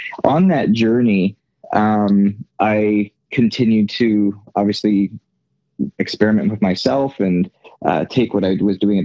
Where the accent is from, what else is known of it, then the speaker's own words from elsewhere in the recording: Canada; moved away as an adult; now in United States; born and raised in Canada